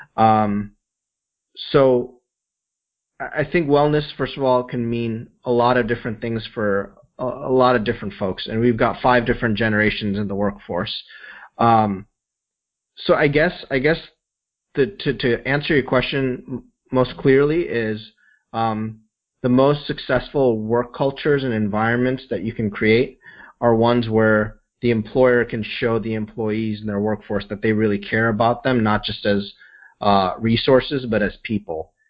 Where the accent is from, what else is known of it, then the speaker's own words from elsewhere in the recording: Midwest, United States; I grew up in the Midwest, and my parents had a small business